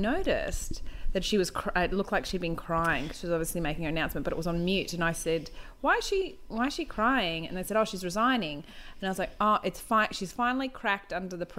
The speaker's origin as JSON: {"language": "English", "town": "Wagga Wagga", "region": "New South Wales", "country": "Australia", "moved": "yes", "lives_now": "Queensland, Australia", "said": "I am from Wagga"}